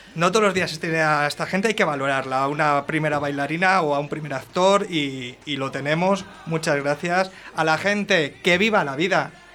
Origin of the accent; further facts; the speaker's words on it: Valladolid, Castile and León, Spain; soy de Valladolid